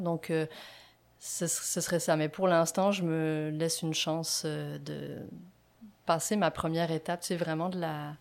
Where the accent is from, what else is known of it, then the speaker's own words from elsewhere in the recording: France; moved away as an adult; now in Quebec, Canada; je suis française